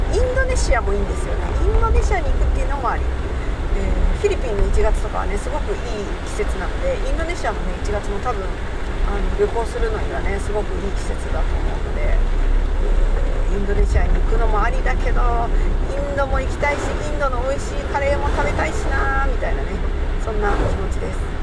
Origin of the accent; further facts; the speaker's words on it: Japan; 私は日本人